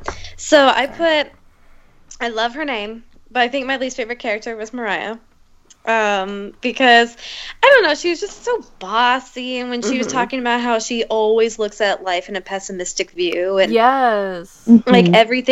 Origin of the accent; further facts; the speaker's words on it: Springfield, Illinois, United States; I'm from Springfield, Illinois, which is where Abraham Lincoln came from.